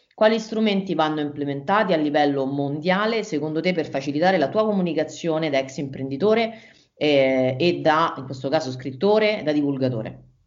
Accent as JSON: {"language": "Italian", "town": "Rome", "region": "Lazio", "country": "Italy", "said": "io abitavo, sono di Roma, abitavo a Roma"}